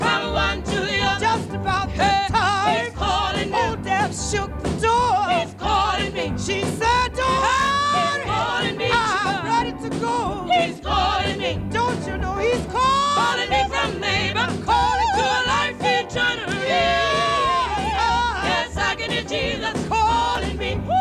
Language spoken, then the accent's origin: English; United States; I'm American